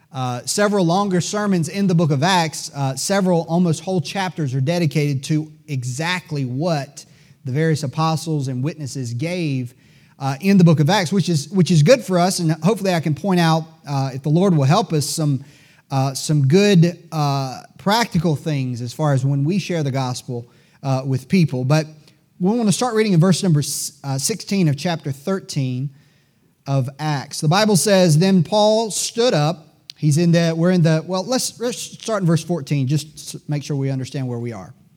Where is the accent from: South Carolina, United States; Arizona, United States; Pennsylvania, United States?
South Carolina, United States; Greenville; I'm a native Greenvillian. You know, people sometimes ask me if I'm from Greenville, and I'm, I, I have to admit, I'm a little bit proud to say that I'm, I was born and raised among these mills